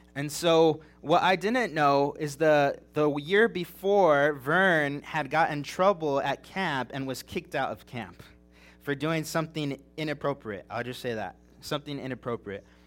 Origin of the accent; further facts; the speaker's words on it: Big Bear Mountains, California, United States; moved away; I grew up in the Big Bear Mountains in California